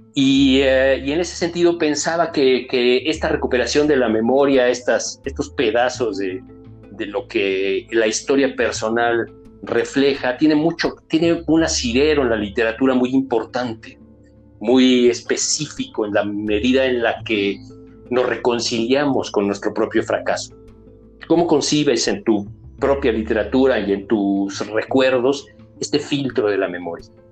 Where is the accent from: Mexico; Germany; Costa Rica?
Mexico; Mexico City; yo soy también habitante de Rinconada Cuapa, yo fui habitante también de Rinconada Cuapa